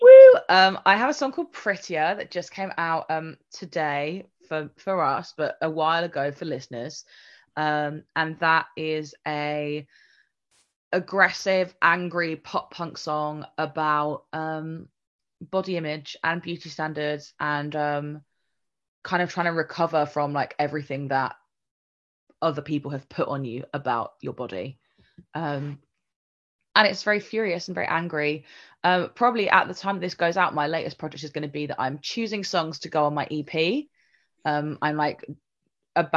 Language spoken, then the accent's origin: English; Nottingham, East Midlands, United Kingdom; even in Nottingham, even in my hometown